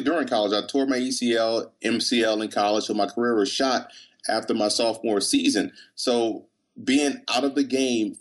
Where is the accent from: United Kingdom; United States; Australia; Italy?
United States; New Orleans, Louisiana; growing up in New Orleans